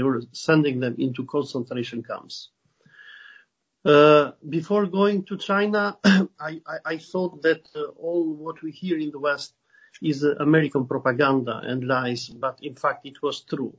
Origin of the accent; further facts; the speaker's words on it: Canada; as a Canadian that I am